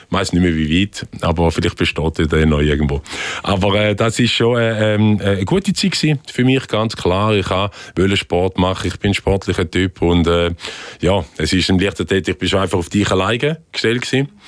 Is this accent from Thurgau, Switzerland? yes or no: yes; Frauenfeld, Thurgau, Switzerland; Wir hier in der Nähe von Winterthur aufgewachsen im Frauenfeld.